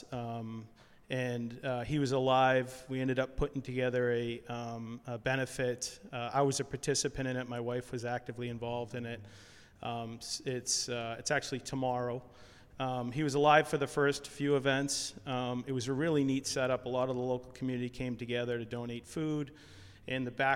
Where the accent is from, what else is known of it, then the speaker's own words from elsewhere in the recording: Hamilton, Massachusetts, United States; I grew up in Hamilton